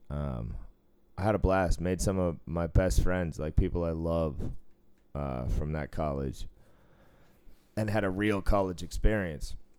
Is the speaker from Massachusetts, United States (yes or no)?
yes; Cambridge, Massachusetts, United States; moved away as an adult; also born or lived in Boston, Massachusetts / Sudbury, Massachusetts / Portland, Oregon / Rhode Island; I was taken to Cambridge, Massachusetts. I was raised there till I was twelve. Then I moved to the suburbs, uh, Sudbury, Massachusetts